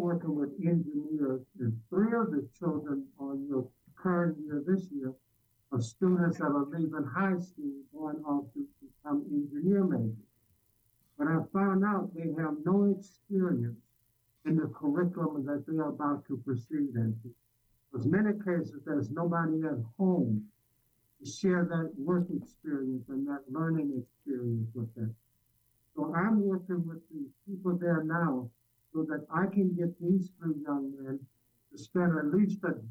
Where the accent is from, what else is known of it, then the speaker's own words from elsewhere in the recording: Alabama, United States; now in Chicago, United States; I grew up in Alabama